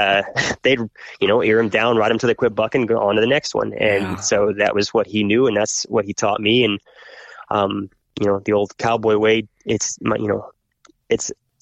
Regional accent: Oklahoma, United States; born there; But as a preacher, you know, we moved a lot. And so I was born in Oklahoma

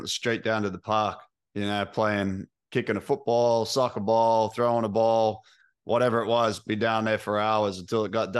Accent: Sydney, New South Wales, Australia; Yeah, I grew up in Sydney, Australia.

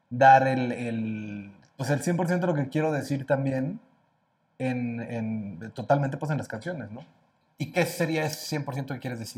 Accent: Cuernavaca, Morelos, Mexico; now in Mexico City, Mexico; Entonces yo soy de Morelos, me vengo a, México a tratar de luchar y tratar de ser cantante

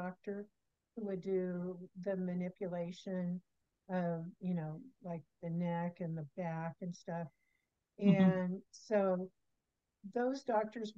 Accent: Kansas, United States; I was born in Kansas.

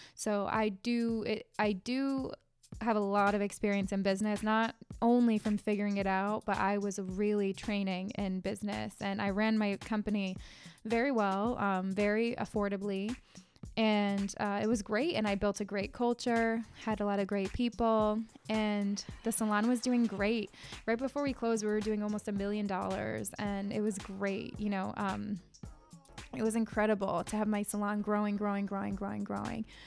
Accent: Connecticut, United States; I'm from Connecticut, born and raised here

